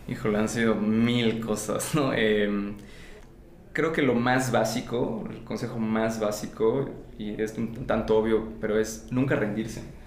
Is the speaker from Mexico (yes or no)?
yes; Campeche, Mexico; yo vengo de Campeche, una ciudad en el sureste mexicano